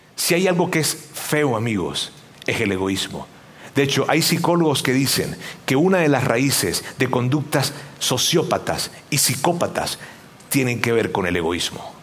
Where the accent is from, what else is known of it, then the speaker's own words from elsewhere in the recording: Venezuela; moved away; mi tierra, en Venezuela